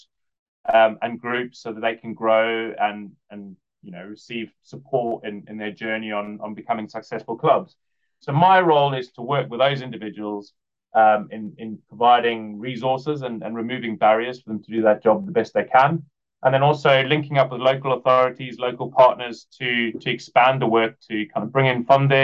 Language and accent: English; Cape Town, Western Cape, South Africa; moved away as an adult; now in United Kingdom; I grew up in Cape Town